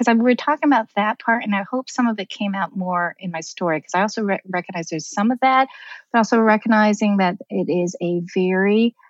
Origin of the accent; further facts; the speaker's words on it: New York, United States; Like, I'm from New York. The bus is there.